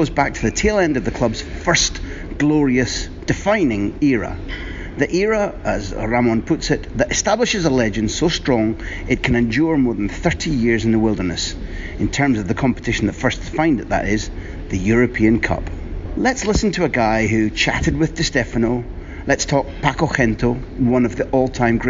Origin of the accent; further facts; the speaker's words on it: Scotland, United Kingdom; in our country, we're Scottish